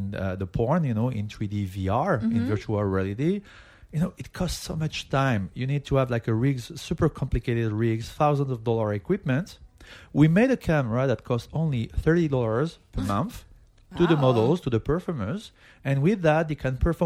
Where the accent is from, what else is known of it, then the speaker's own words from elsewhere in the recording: France; I'm French